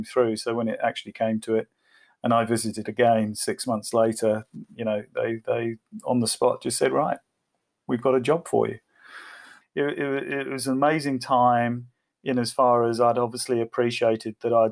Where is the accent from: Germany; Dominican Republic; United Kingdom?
United Kingdom; England; moved away as an adult; now in Australia; I am English.